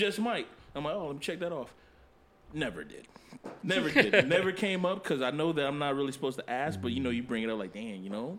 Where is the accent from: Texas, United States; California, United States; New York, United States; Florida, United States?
Florida, United States; Miami; I'm from like Miami